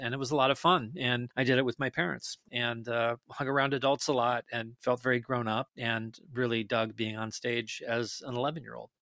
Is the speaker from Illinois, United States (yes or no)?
no; Detroit Lakes, Minnesota, United States; moved away; I'm from a tiny, tiny town in northern Minnesota, uh, northwestern Minnesota called Detroit Lakes